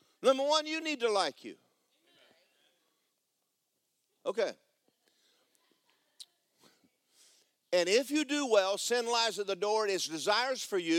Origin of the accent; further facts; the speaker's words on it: Georgia, United States; I grew up in Georgia